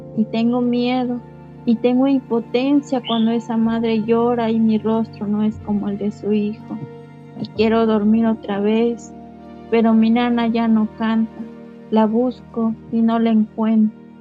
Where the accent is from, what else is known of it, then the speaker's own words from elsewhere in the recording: Citlala, Guerrero, Mexico; first language Nahuatl; Spanish is a second language; now in Xochistlahuaca, Mexico; nos mudamos nuevamente para, para mi pueblo, Citlala, y allá pues vamos a seguir este, trabajando el chocolate